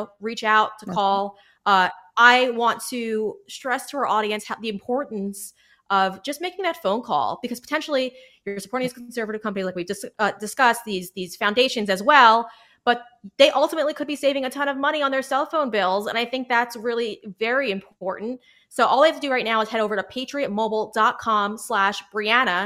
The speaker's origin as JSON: {"language": "English", "region": "New York", "country": "United States", "said": "I'm a New Yorker"}